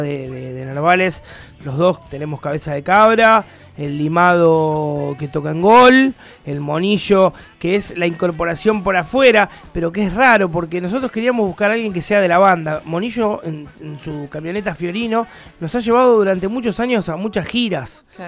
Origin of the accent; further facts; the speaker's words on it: La Plata, Buenos Aires Province, Argentina; Somos muy locales, somos muy banda platense